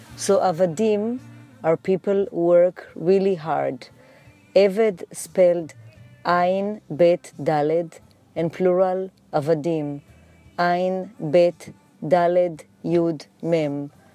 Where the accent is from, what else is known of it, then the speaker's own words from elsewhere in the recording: Jerusalem, Jerusalem District, Israel; also born or lived in New York City; now in New York, United States; I was born in Jerusalem